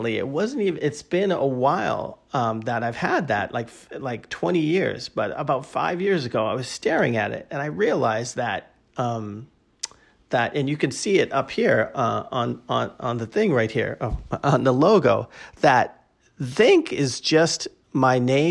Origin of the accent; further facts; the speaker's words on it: Boston, Massachusetts, United States; we're both from Boston. My great aunt, who lived around the corner from me